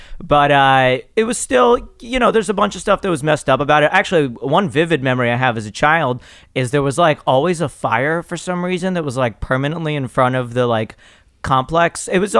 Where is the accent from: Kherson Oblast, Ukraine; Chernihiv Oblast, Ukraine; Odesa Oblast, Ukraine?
Odesa Oblast, Ukraine; Odesa; now in United States; Well, I was born in Ukraine.